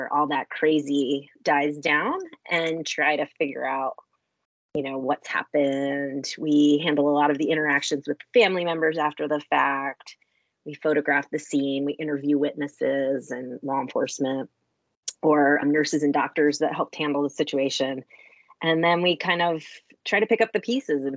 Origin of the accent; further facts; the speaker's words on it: DC/Baltimore region, Maryland, United States; also born or lived in Colorado / Texas / New York City; I am originally from Maryland and grew up in the DC, Baltimore region